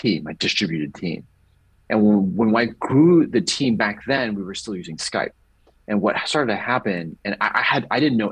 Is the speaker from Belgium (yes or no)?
no; Hong Kong; first language English; moved away as an adult; also born or lived in Bloomington-Normal, Illinois, United States / San Diego, California, United States; And then I moved to Hong Kong when I was 9 years old